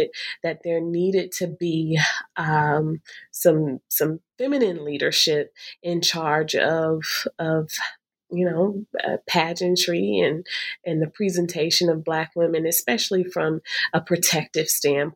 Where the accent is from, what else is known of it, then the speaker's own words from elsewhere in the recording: Alabama, United States; I'm from Alabama. I'm from the South